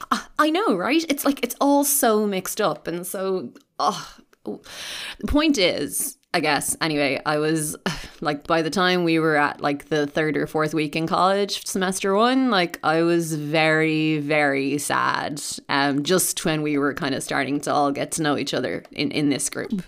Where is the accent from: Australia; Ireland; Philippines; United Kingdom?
Ireland; Dublin, County Dublin; I'm from Drumcondra